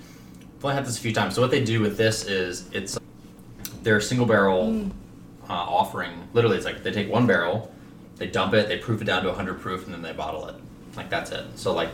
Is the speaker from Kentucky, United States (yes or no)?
yes; Kentucky, United States; I was from Kentucky.